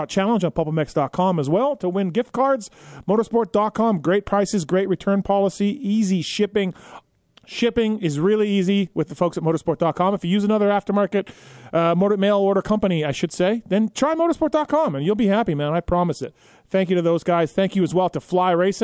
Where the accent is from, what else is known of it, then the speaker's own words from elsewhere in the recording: Canada; I grew up in Canada.